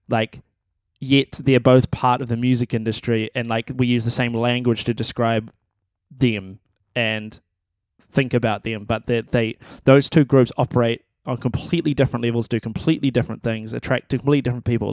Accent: New Zealand; I'm a musician and I am from New Zealand

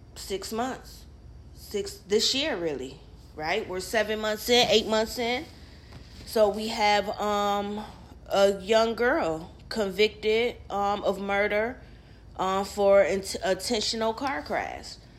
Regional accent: Rochester, New York, United States; I'm from Rochester, New York

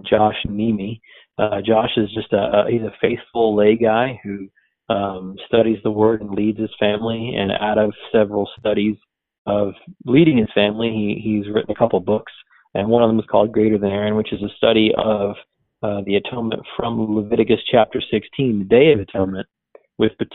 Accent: New Jersey, United States; moved away; I'm from New Jersey

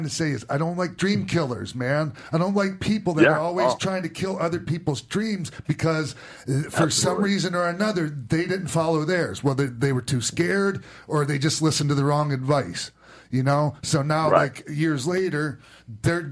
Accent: Florida, United States; I grew up on Dusty Rhodes in Florida

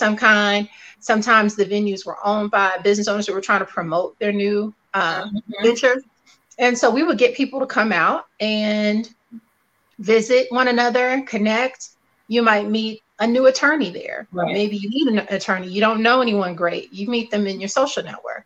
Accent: Detroit, Michigan, United States; moved away as an adult; also born or lived in Durham County, North Carolina / Maryland; now in North Carolina, United States; I was born in Durham County, North Carolina. So I'm claiming, I was letting Dolores know I'm going to claim Durham County, even though I moved to Detroit, Michigan at the age of 2 and grew up in Detroit, Michigan

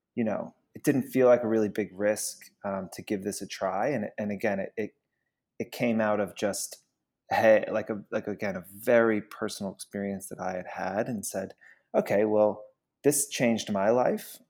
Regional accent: Georgia, United States; moved away as an adult; also born or lived in Queens, New York; now in New York, United States; I'm from Georgia, actually. I was born in Queens, but, like, when I was six months old, we moved down to Georgia

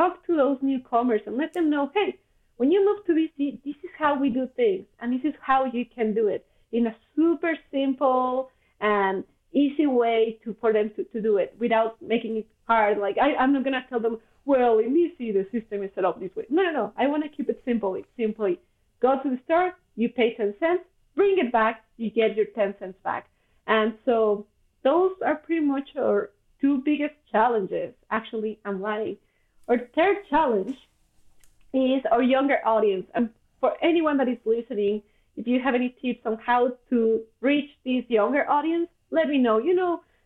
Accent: Mexico; English is a second language; moved away as an adult; now in Vancouver, Canada; I come from Mexico

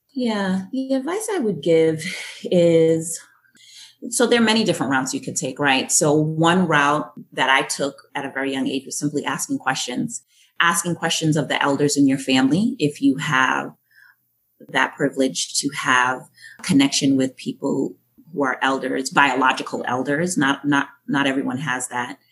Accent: Boston, Massachusetts, United States; born or raised there; accent: Yankee twang; also born or lived in Jamaica

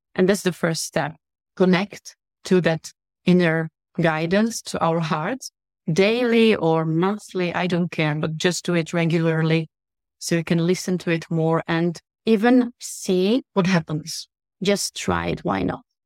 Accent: Italy; also born or lived in Russia; now in Czech Republic; I'm from Czech Republic. I've been in business for my entire life because I grew up in Italy. I'm half Russian. I live in Czech Republic.

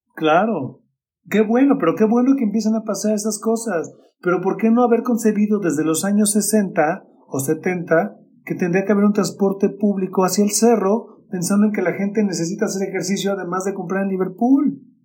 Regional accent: Mexico; mi ciudad natal, en Coca

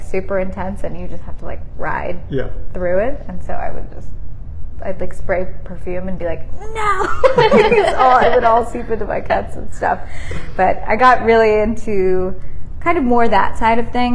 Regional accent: San Francisco Bay Area, California, United States; now in Nashville, United States; I grew up in the San Francisco Bay Area, which is nice and cold and very different from Tennessee

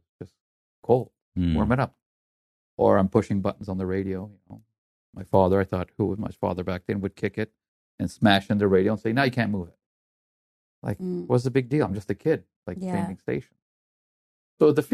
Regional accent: Canada; born or raised there; English is a second language; also born or lived in Germany

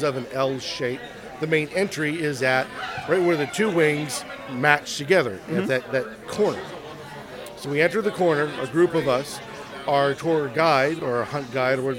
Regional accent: Pittsburgh, Pennsylvania, United States; now in Kansas City, United States; Originally from Pittsburgh, Pennsylvania, currently living in Kansas City, Kansas.

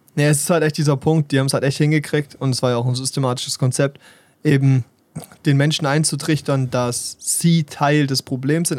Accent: Germany; stolz bin, Deutscher zu sein

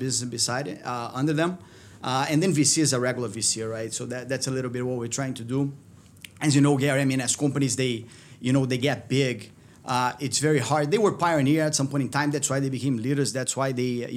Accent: Brazil; moved away as an adult; also born or lived in United Kingdom / Belgium / Canada; now in New York, United States; I was born in Brazil

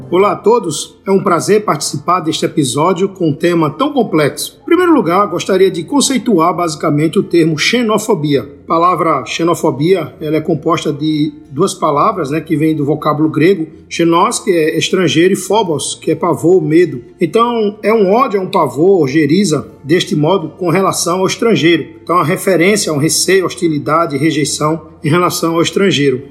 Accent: Brazil

